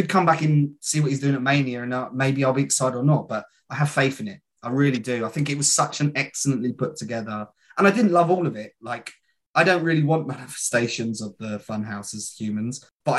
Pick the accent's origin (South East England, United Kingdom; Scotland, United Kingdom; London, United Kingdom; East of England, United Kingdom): East of England, United Kingdom; Borehamwood; also born or lived in Barnet